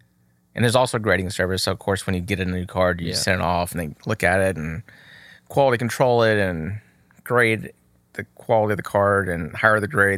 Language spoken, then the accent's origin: English; Texas, United States; I'm from Texas.